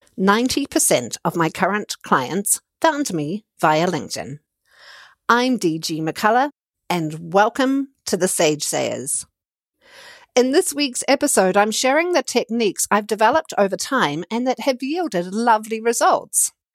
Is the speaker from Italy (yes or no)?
no; New Zealand; As a New Zealander and as an entrepreneur